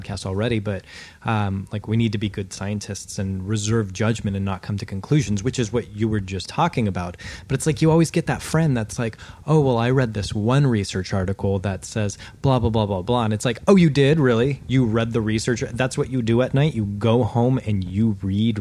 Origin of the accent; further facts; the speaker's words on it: United States; I'm an American